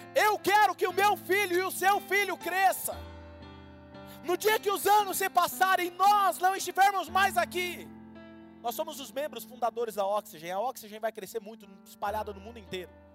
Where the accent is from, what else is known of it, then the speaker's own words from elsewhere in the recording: Marília, São Paulo, Brazil; also born or lived in Jundiaí, São Paulo, Brazil; Marília é a cidade onde eu cresci